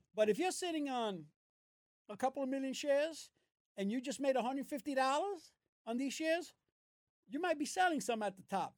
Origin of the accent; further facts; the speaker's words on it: New York City, New York, United States; I was born in Brooklyn. My parents are from Puerto Rico